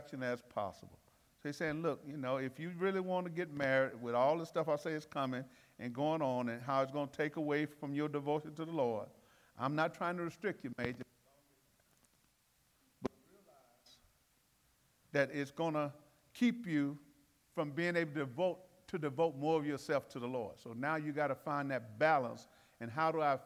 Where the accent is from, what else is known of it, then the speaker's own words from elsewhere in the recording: Alabama, United States; I'm from Alabama